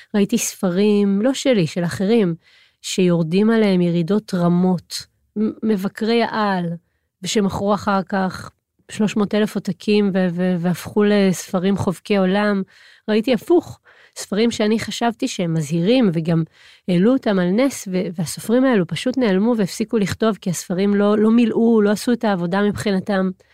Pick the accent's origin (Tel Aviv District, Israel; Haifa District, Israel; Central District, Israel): Central District, Israel; Hod HaSharon; גדלתי בהוד השרון